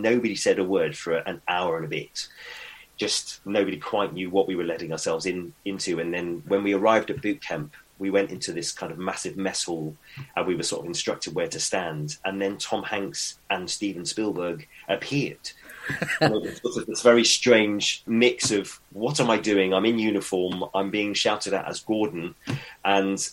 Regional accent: United Kingdom; as a British actor

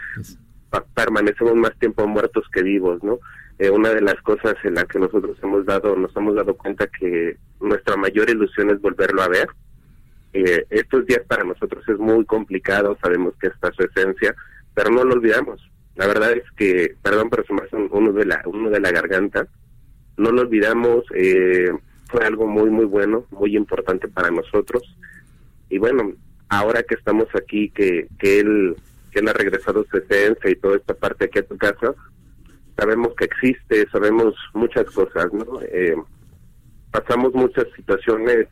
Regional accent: Mexico City, Mexico; soy de aquí de la Ciudad de México

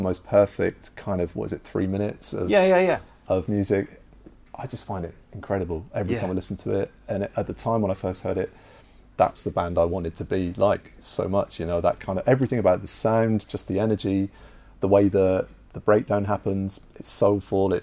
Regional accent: Plymouth, South West England, United Kingdom; moved away as an adult; now in London, United Kingdom; I'm from Plymouth. We started in Plymouth. We moved to London

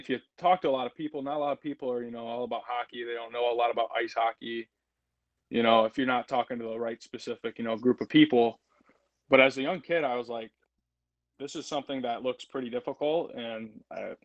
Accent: Toledo, Ohio, United States; I grew up in Toledo. You know, I grew up kind of towards the Toledo Zoo on the Anthony Wayne Trail right over there

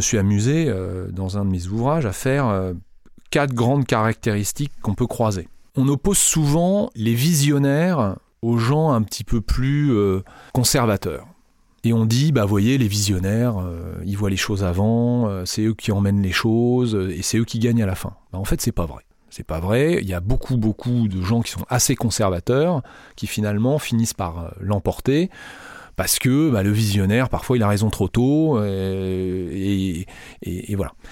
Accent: France; nous en France

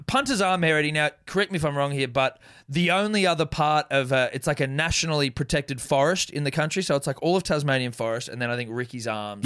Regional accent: New Zealand; being a New Zealander myself

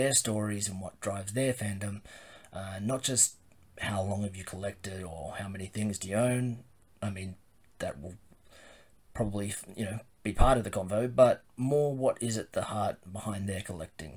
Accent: Sydney, New South Wales, Australia; I'm from Sydney, Australia

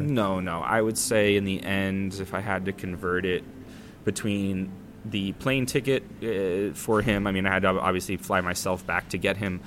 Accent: United States; moved away as an adult; also born or lived in San Diego; now in Copenhagen, Denmark; being an American

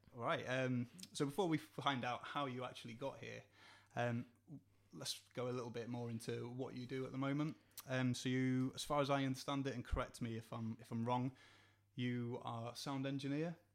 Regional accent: Borehamwood, East of England, United Kingdom; moved away; I'm originally from Hertfordshire

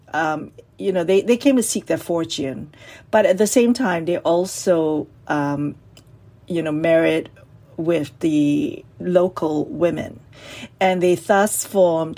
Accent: Singapore; I am from Singapore

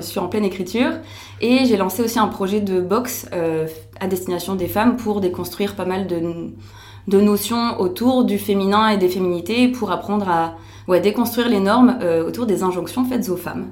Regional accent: France; now in Belgium; je suis française, mais j'habite en Belgique maintenant.

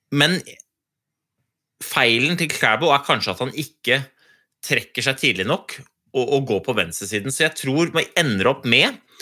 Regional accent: Norway; For vi er jo nordmenn

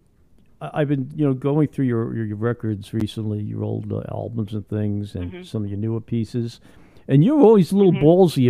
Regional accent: New York City, New York, United States; moved away; You know, I grew up in Brooklyn in Flatbush.

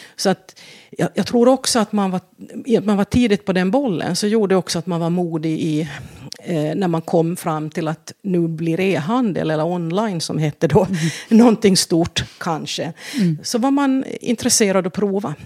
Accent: Vaasa, Ostrobothnia, Finland; first language Swedish; moved away as an adult; now in Sweden; Vasa i Finland, ja. Mm. Um, där jag växte upp

